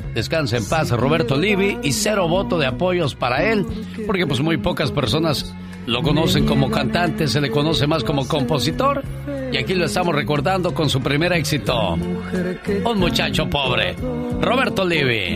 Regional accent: Mocorito, Sinaloa, Mexico; moved away; Un día salí de Mocorito, Sinaloa, pero Mocorito, Sinaloa nunca salió de mí

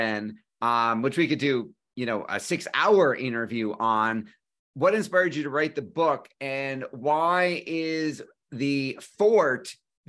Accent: Amherst, New York, United States; Amherst, Buffalo, New York

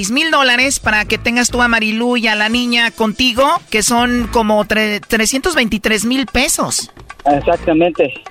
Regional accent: Michoacán, Mexico; Y luego ella es de Michoacán, de donde soy yo, primo

